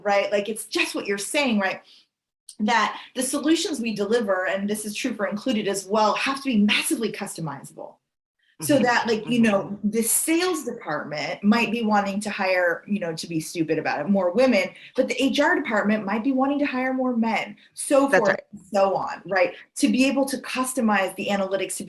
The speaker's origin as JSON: {"language": "English", "region": "East Coast", "country": "United States", "tie": "born or raised there", "said": "I was born in the East Coast"}